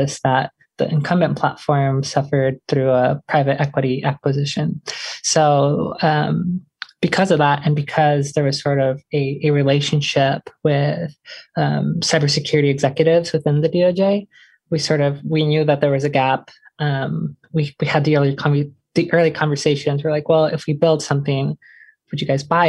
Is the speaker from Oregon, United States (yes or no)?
yes; Portland, Oregon, United States; growing up in Portland